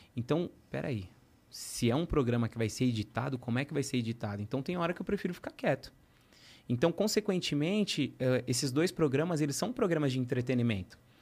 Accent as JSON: {"language": "Portuguese", "region": "São Paulo", "country": "Brazil", "said": "eu sou de Guianazes"}